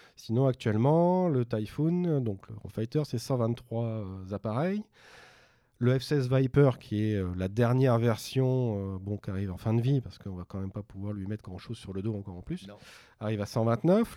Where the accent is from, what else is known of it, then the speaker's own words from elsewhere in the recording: France; en tant que Français